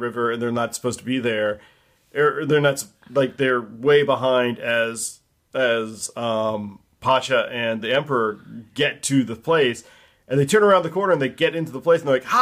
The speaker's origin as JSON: {"language": "English", "region": "Ohio", "country": "United States", "said": "I'm from Ohio"}